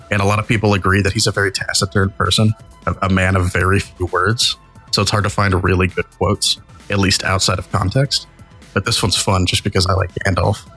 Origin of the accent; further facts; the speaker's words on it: Tennessee, United States; accent: Southern; Uh, this ain't shitty. This I grew up in Tennessee, motherfucker. I got a better accent than you.